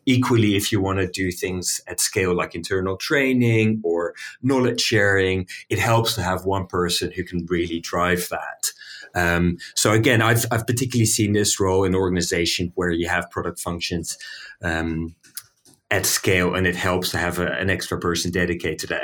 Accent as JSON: {"language": "English", "town": "Amsterdam", "region": "North Holland", "country": "Netherlands", "said": "I'm from Amsterdam. I'm from the Netherlands"}